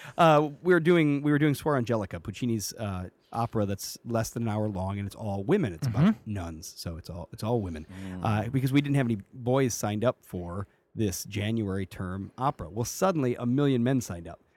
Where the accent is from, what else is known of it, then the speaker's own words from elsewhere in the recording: Chicago, Illinois, United States; moved away as an adult; I am from Chicago or Chicagoland. I'm from from the south suburbs